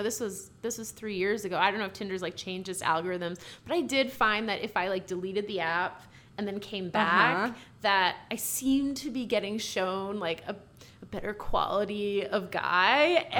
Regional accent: Boston, Massachusetts, United States; moved away; And I'm from Boston.

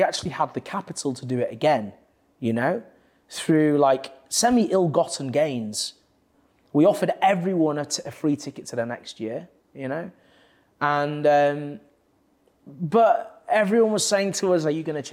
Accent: Leeds, Yorkshire and the Humber, United Kingdom; now in London, United Kingdom; I'm from Leeds

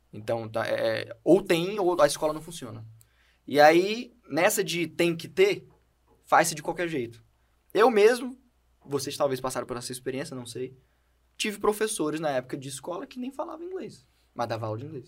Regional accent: Brazil; first language Portuguese; I'm from Brazil

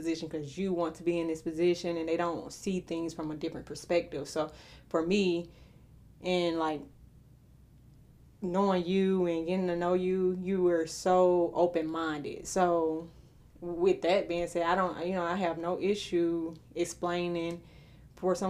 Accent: Montgomery, Alabama, United States; moved away as an adult; now in Metro Atlanta, United States; born and raised in Montgomery, Alabama

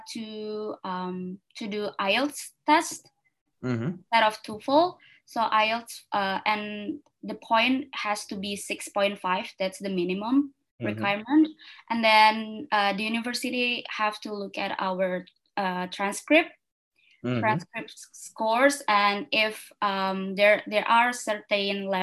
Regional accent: Indonesia; moved away as an adult; also born or lived in Singapore; I'm from Indonesia

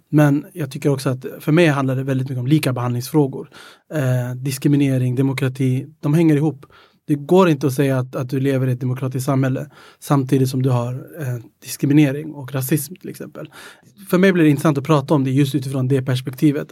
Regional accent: Stockholm, Stockholm County, Sweden; also born or lived in Ethiopia / Greece / Södermalm; Mina, mina föräldrar är från Etiopien och jag är uppväxt i Tensta

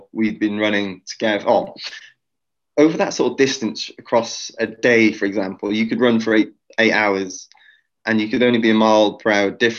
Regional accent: Wales, United Kingdom; I'm a Welshman in the middle of New York City

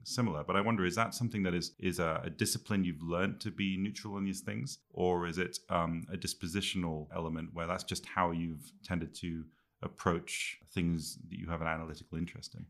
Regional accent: Quebec, Canada; moved away; also born or lived in England / Scotland; I grew up, uh, as an English kid in Canada, in French Canada

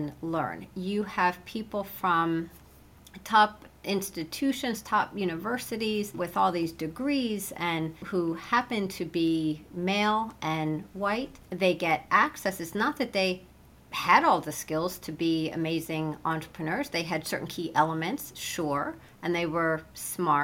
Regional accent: Cedar Falls, Iowa, United States; In Cedar Falls, Iowa.

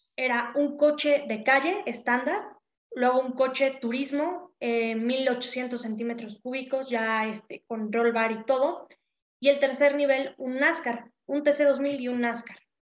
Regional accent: Puebla, Mexico; yo soy de aquí de Puebla

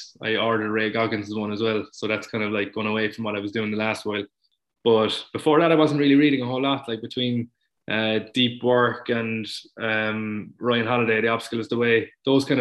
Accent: Munster, Ireland; I grew up in Munster

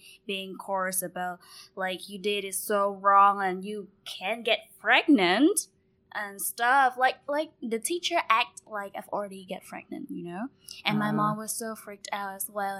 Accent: Ho Chi Minh City, Vietnam; born and raised here.

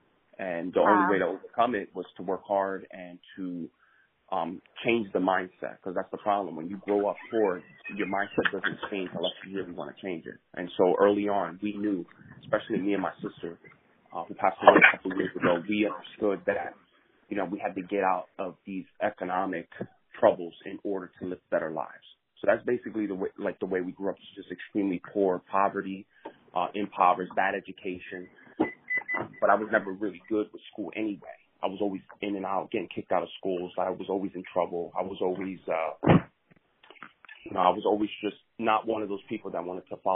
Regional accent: Camden, New Jersey, United States; I grew up in Camden, New Jersey, and I was born in 81

